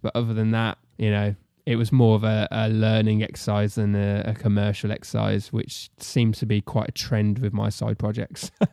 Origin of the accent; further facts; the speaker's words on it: Solihull, West Midlands, United Kingdom; moved away as an adult; also born or lived in Telford; I was born and raised in Solihull